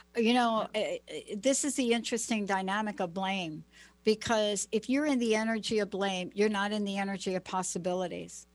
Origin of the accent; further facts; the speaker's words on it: Plainfield, New Jersey, United States; now in Pacific Northwest, United States; I went to a school, Plainfield, New Jersey, the school where the riots happened